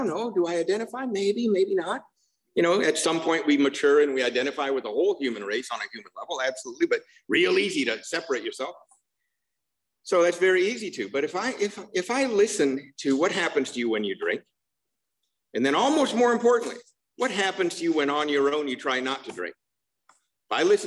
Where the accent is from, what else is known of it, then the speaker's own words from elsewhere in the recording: Seattle, Washington, United States; moved away; also born or lived in Covina, California; I grew up in Seattle